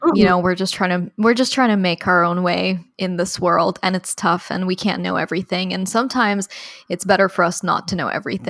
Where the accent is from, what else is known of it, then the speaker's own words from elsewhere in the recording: United Arab Emirates; So on our last episode, we spoke a lot about growing up in the United Arab Emirates and what it was like